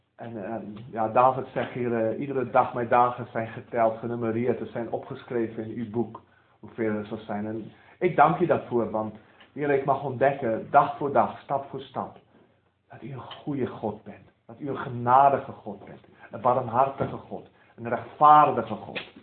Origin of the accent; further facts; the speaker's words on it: South Africa; moved away as an adult; now in Netherlands; ik ben geboren in Zuid-Afrika van Nederlandse ouders. die alleen zijn geëmigreerd en ik ben opgegroeid in een, in een gereformeerde kerk in Zuid-Afrika